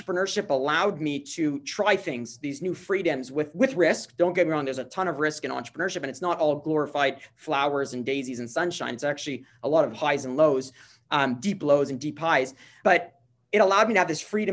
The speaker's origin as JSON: {"language": "English", "town": "Montreal", "region": "Quebec", "country": "Canada", "tie": "born or raised there", "said": "I'm from Montreal. I live here in Montreal"}